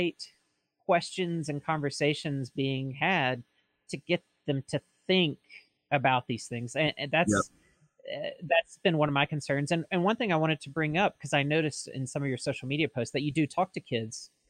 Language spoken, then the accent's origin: English; Mississippi, United States; now in Oregon, United States; I'm originally from Mississippi